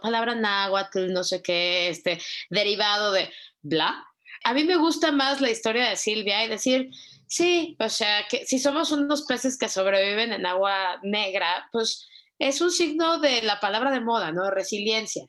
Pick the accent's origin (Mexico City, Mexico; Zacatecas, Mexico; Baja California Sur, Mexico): Mexico City, Mexico; vengo de Ciudad de México.